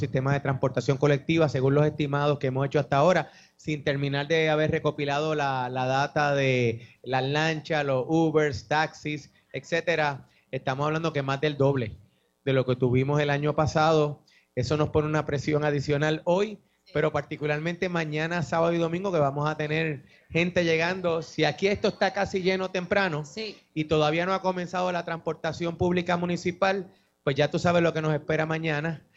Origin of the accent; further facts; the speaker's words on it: Puerto Rico; tradiciones que nos definen a nosotros como puertorriqueños